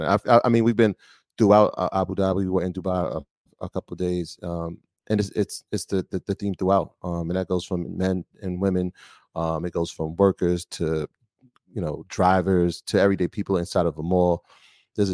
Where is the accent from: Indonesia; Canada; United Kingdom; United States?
United States; New York; we come from New York